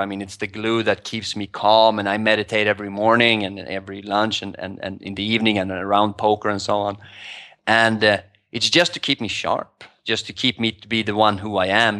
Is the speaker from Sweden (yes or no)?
yes; Sweden; moved away as an adult; also born or lived in New York / Asia; now in Thailand; I moved from Sweden five years ago.